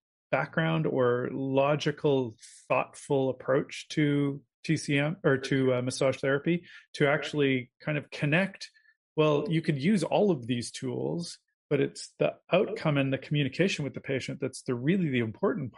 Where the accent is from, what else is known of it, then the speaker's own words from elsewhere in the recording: Canada; As a Canadian